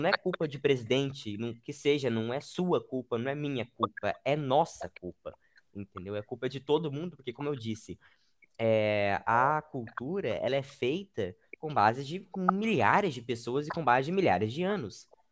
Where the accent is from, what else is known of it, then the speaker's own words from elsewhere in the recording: Brazil; mesmo sendo brasileiro